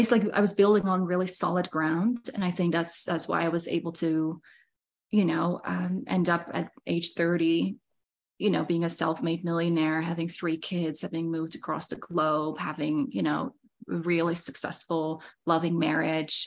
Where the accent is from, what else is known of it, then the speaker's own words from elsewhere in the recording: Netherlands; now in Saskatchewan, Canada; I am from Holland originally. That was where I was born and raised